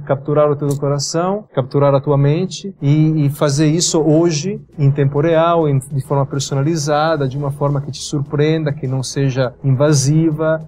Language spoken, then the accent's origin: Portuguese; Biella, Piedmont, Italy; born or raised there; Portuguese is a second language; moved away as an adult; also born or lived in England / United States; now in São Paulo, Brazil